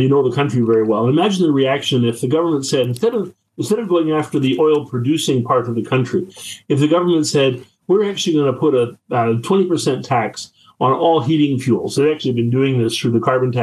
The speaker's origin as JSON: {"language": "English", "town": "Whitehorse", "region": "Yukon", "country": "Canada", "tie": "born or raised there", "moved": "yes", "said": "I grew up in Whitehorse, and I get to go home."}